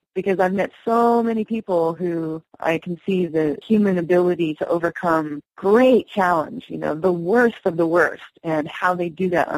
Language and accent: English; Osage Reservation, Oklahoma, United States; moved away; I grew up on the reservation in Oklahoma. I'm Osage